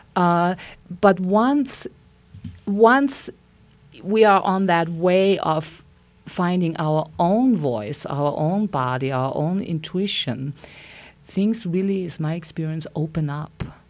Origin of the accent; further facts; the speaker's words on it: Austria; moved away as an adult; now in Santa Fe, United States; I, I'm from Austria and I came to beautiful Santa Fe twenty-six years ago.